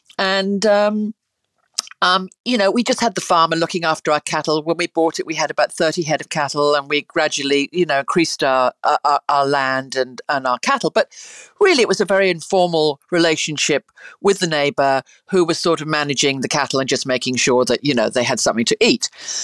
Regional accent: South West England, United Kingdom; Look, I grew up in the country in England. I grew up in the Cotswolds and amongst, you know, sheep, and we rode a lot

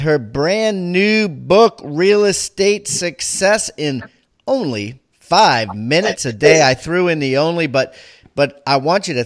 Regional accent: Maryland, United States; moved away; I'm originally from Maryland

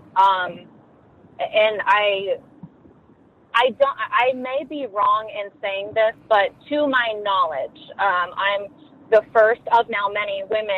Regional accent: Ohio, United States; also born or lived in Columbus, Ohio; born and raised in Ohio, and I lived in Columbus for much of my adult life

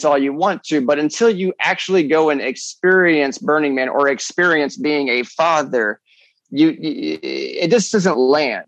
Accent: Cleveland, Ohio, United States; I grew up with in Cleveland, Ohio

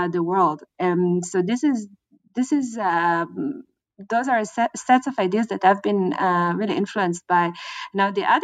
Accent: Israel; moved away as an adult; also born or lived in United States / California / Germany; I'm originally from Israel, but I studied in the United States

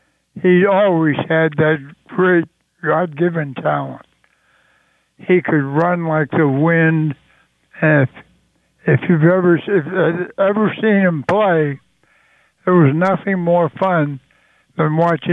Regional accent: Swissvale, Pennsylvania, United States; I spent so much time as a youngster growing up on the playgrounds in Swissville, my hometown.

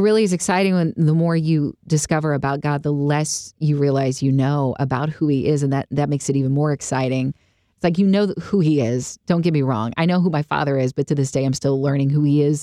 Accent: United States; I grew up in the United States of America

